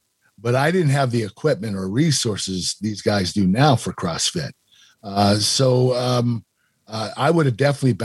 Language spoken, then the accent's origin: English; Pittsburgh, Pennsylvania, United States; We were a very proud city